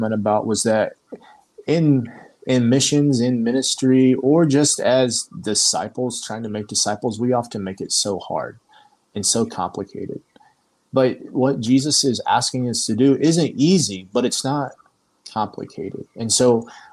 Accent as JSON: {"language": "English", "region": "Indiana", "country": "United States", "moved": "as an adult", "lives_now": "Slovenia", "said": "I'm from Indiana."}